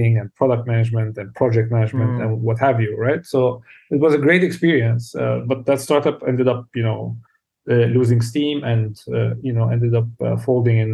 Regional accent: South Lebanon, Lebanon; I was born in Lebanon. In the south of Lebanon, grew up in a relatively poor family.

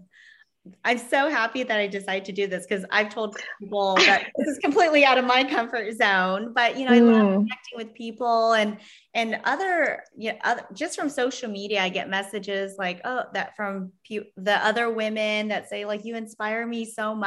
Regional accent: Vietnam; now in San Diego, United States; I'm an immigrant from Vietnam. I had a difficult childhood

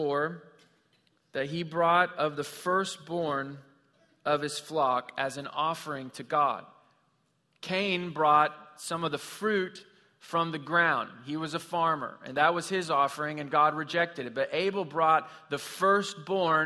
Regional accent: Missouri, United States; I grew up in Missouri

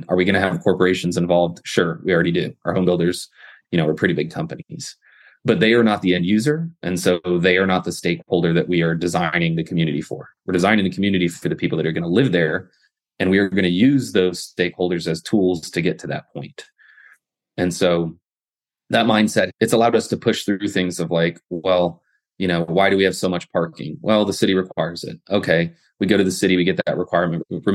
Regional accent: Kingwood, Texas, United States; also born or lived in Austin, Texas; I grew up in Kingwood.

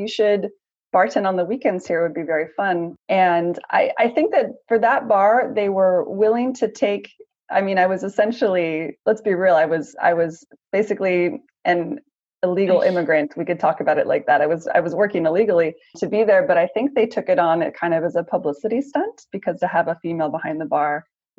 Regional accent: United States; I'm originally from the US

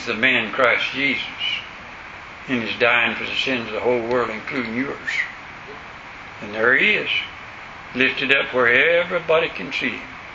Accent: West Florida, United States; I'm from West Florida, back in the woods.

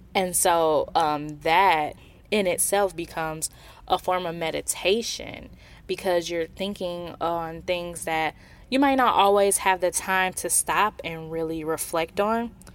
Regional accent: Milwaukee, Wisconsin, United States; being someone who is from Wisconsin. I'm from Milwaukee, which is just forty minutes north of Kenosha.

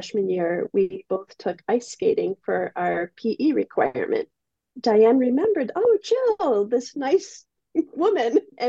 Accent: Eden, New York, United States; Well, I grew up on a dairy farm in Western New York in a town called Eden.

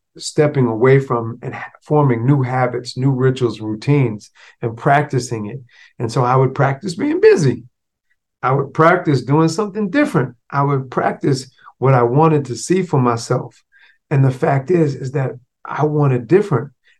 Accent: Florida, United States; born or raised there

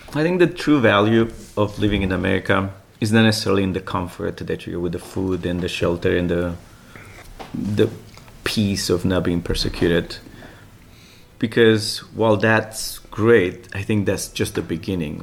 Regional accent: Romania; English is a second language; moved away as an adult; now in United States; I moved here in 2001 from Romania

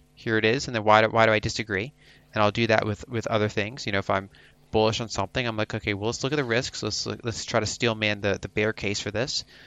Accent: Philadelphia, Pennsylvania, United States; I grew up around the Philadelphia region, so East Coast, United States

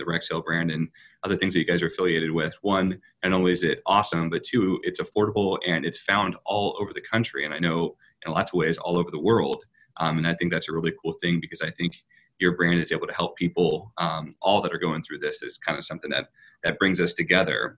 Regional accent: Midwest, United States; as a Midwesterner myself

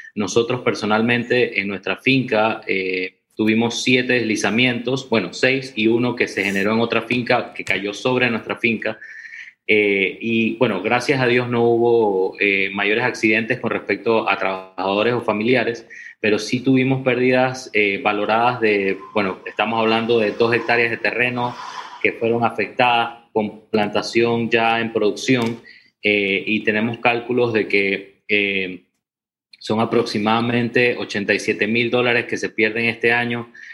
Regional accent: Santa Clara, Chiriquí, Panama; nosotros estamos en Chiriquí, eh, en el área de Renacimiento Santa Clara casi con la frontera con Costa Rica

